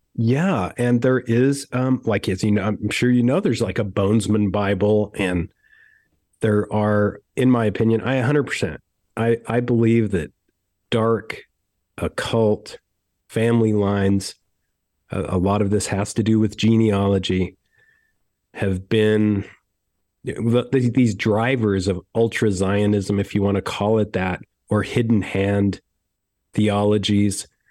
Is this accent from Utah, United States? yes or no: yes; Utah, United States; I was brought up very strangely in Utah